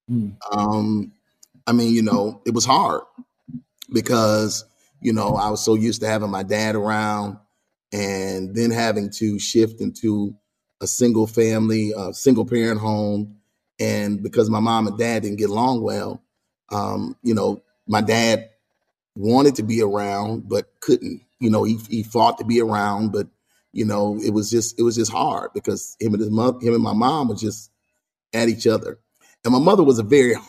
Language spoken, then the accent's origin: English; Grand Rapids, Michigan, United States; Born and raised there